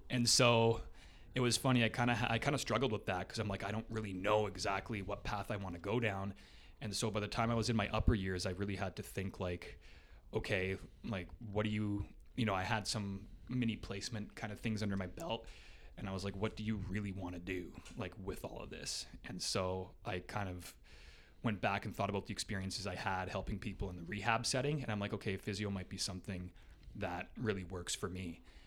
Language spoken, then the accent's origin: English; Hamilton, Ontario, Canada; also born or lived in Waterloo / Toronto; basically grew up in Ancaster, just up the highway two hill there. Um, pretty much was, uh, there my whole life